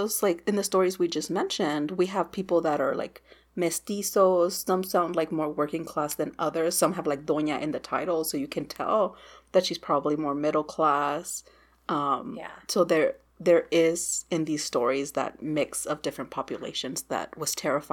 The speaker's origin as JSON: {"language": "English", "region": "Texas", "country": "United States", "said": "As a Texan"}